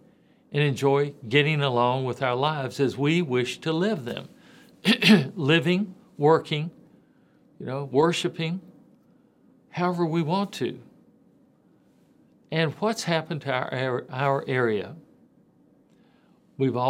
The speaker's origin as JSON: {"language": "English", "town": "Memphis", "region": "Tennessee", "country": "United States", "tie": "born or raised there", "said": "Growing up in Memphis area, you know, Tipton, Lauderdale, Shelby, Fayette County, I ran around a lot in the western Tennessee area"}